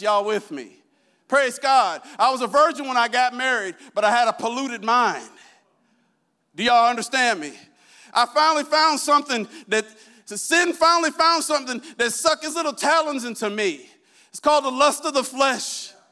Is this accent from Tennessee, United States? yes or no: no; Iowa, United States; I'm from Iowa